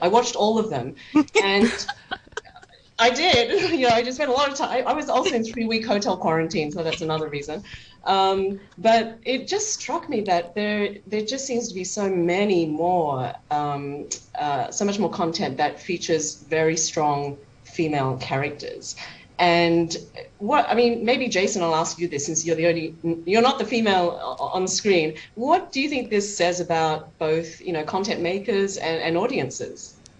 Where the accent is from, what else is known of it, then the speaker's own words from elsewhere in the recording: Australia; I'm Chinese Australian. I can relate to both the white Australian experience and the Chinese in Australia experience.